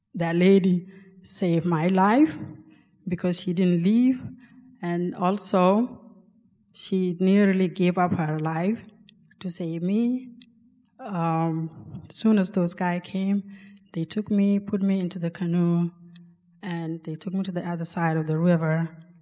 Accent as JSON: {"language": "English", "country": "South Sudan", "also_born_or_lived": "Ethiopia", "moved": "yes", "lives_now": "Alaska, United States", "said": "I'm from South Sudan, but was born in refugee camp in Ethiopia"}